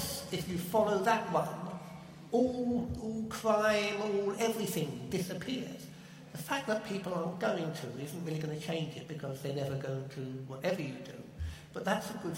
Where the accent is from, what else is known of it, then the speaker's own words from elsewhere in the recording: South East England, United Kingdom; I was born in the Chilterns, which is chalk country.